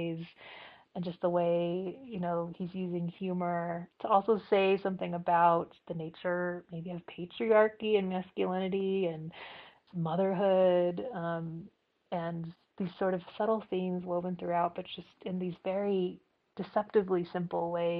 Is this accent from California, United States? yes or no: yes; Fresno, California, United States; I grew up in Fresno